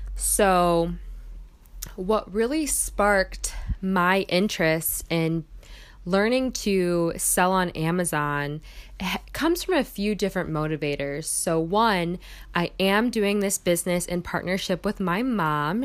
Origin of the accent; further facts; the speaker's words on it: Michigan, United States; moved away as an adult; now in Milwaukee, United States; I am from Michigan